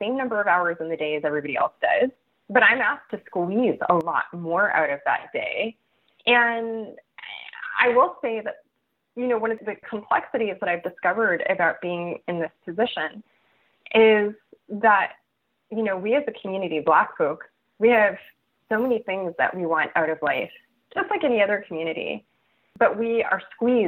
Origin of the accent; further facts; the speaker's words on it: Los Angeles, California, United States; I grew up in East Los Angeles, which is a primarily Mexican and Central American immigrant and descendant of immigrant community